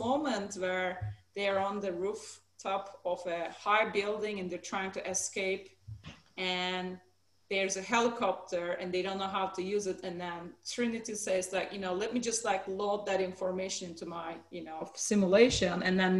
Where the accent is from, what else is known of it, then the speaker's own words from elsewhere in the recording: Turkey; also born or lived in Samsun / Adana; So I was born in Turkey in a city in the north coast called Samsun. So I was there until I was six.